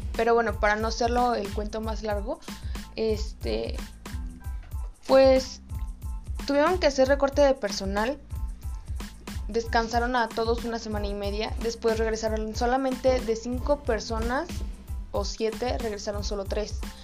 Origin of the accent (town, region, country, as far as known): Mexico